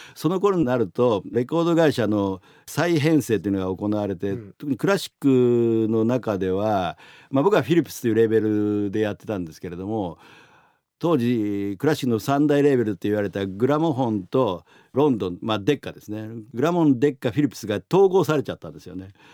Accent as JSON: {"language": "Japanese", "town": "Nagoya", "region": "Aichi", "country": "Japan", "tie": "born or raised there", "also_born_or_lived": "Tokyo", "moved": "as an adult", "said": "僕は名古屋の商家に生まれた"}